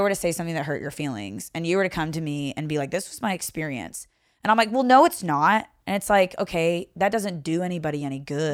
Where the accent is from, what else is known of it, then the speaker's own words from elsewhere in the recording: Owensboro, Kentucky, United States; accent: Southern; moved away as an adult; also born or lived in Seattle / Renton; am originally from Owensboro, Kentucky. So Mm-hmm. Grew up there, went to high school there